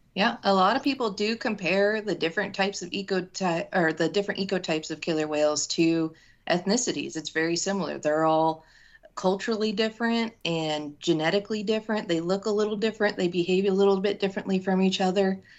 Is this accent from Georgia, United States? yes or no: no; Washington, United States; I was born and raised in Washington state